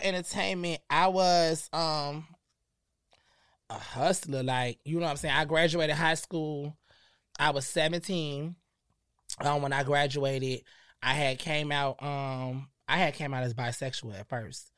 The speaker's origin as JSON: {"language": "English", "town": "Perry", "region": "Florida", "country": "United States", "tie": "born or raised there", "also_born_or_lived": "Connecticut / New York", "said": "Florida, Perry, Florida when I was about ten. I was starting in sixth grade."}